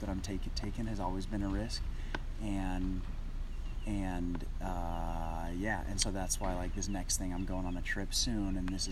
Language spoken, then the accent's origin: English; Oregon, United States; now in California, United States; I was raised in Oregon, but I would always come down to visit California